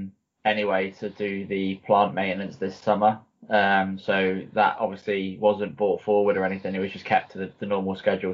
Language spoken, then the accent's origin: English; the South Coast, South East England, United Kingdom; also born or lived in Lincoln; I grew up as a football fan. I'm from the South Coast, obviously. So big Southampton supporter.